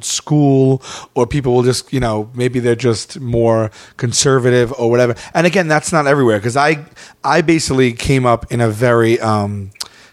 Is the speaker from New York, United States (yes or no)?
yes; New York City, New York, United States; moved away; I am from Staten Island